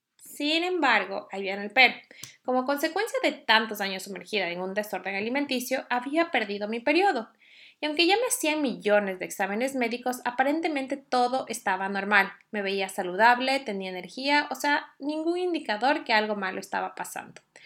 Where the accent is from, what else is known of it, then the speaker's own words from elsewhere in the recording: Ecuador; now in Norway; Yo soy ecuatoriana y vivo en Noruega